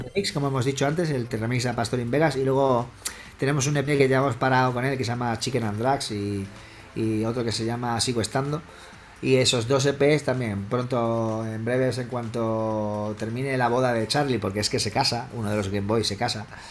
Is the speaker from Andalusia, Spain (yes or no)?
no; Badajoz, Extremadura, Spain; mi madre es asturiana, mi padre es sevillano, mi madre asturiana y yo soy de Badajoz. nacimos aquí en Extremadura